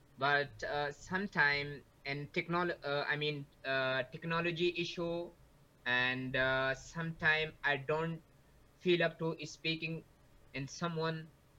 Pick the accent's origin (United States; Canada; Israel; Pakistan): Pakistan; English is a second language; I'm coming from Pakistan.